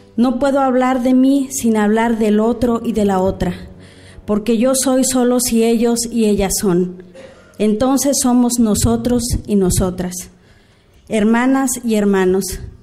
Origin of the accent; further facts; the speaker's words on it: Oaxaca, Mexico; mi pueblo Ñusabi, allá en la Oaxaca rebelde, en ese gran país que se llama México.